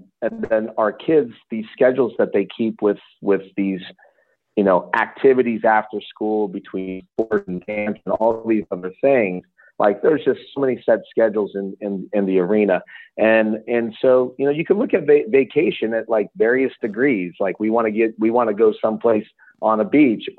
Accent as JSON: {"language": "English", "town": "Lowellville", "region": "Ohio", "country": "United States", "tie": "born or raised there", "said": "I grew up in Lowellville"}